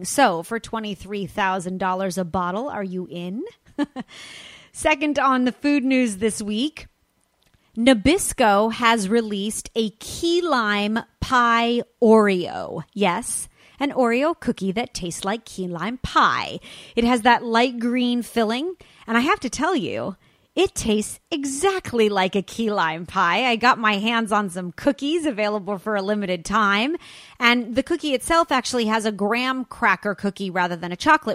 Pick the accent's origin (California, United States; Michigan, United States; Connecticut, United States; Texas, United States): California, United States; Los Angeles; my hometown of Los Angeles, California, specifically Santa Monica